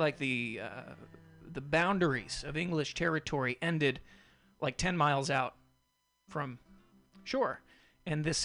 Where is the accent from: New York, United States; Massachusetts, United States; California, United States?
Massachusetts, United States; Boston; moved away; I'm originally from Boston